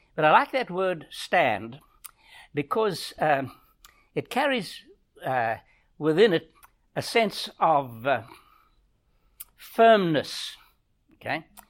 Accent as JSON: {"language": "English", "country": "South Africa", "tie": "born or raised there", "moved": "yes", "said": "we grew up in South Africa, in Africa"}